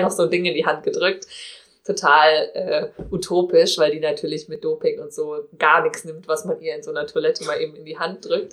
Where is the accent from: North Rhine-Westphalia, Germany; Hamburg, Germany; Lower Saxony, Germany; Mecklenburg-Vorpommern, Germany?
North Rhine-Westphalia, Germany; Cologne; ich komme aus Köln